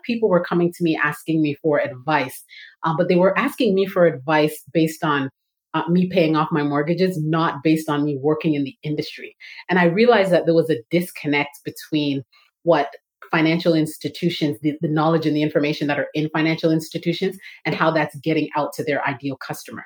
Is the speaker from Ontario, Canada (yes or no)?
yes; Toronto, Ontario, Canada; moved away as an adult; now in Atlanta, United States; I'm originally from Toronto, Canada. So that's where the Canadian is coming in. I live in Atlanta and I've been living here for 6 years